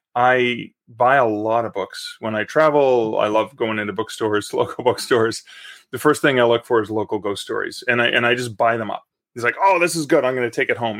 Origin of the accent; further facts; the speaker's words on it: Canada; I am a Canadian author